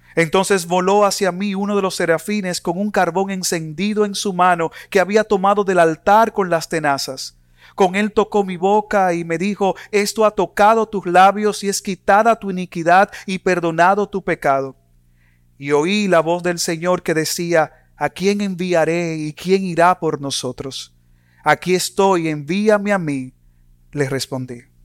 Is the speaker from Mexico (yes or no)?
no; Dominican Republic; En mi país, República Dominicana